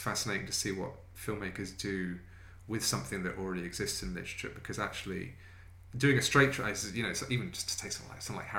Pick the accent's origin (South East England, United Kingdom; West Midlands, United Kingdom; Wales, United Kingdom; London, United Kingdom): South East England, United Kingdom; Brighton; it's my hometown